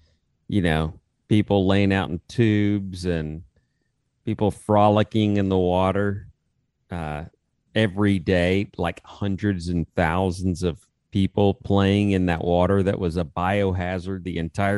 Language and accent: English; Austin, Texas, United States; Growing up in Austin